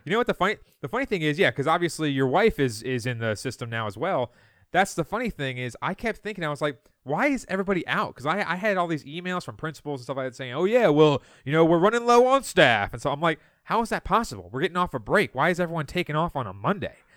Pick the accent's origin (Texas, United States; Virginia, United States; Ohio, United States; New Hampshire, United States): Virginia, United States; Loudoun County; I grew up in Loudoun County.